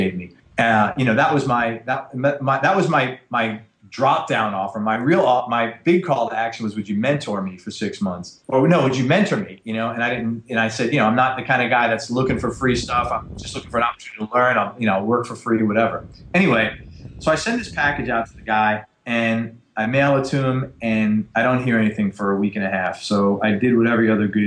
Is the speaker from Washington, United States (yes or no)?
no; New York City, New York, United States; I grew up in the Bronx, in probably the worst area of the world you could live